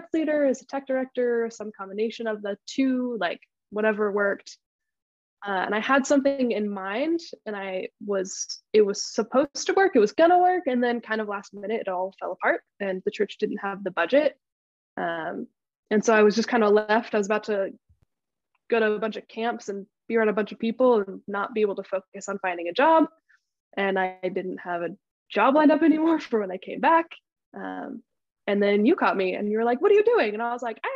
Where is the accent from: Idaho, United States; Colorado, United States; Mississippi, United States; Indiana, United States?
Idaho, United States; Boise; moved away as an adult; also born or lived in Nampa, Idaho; I'm originally from Boise, Idaho. Went to college at Northwest Nazarene University in Nampa, which is about 30 minutes away from my hometown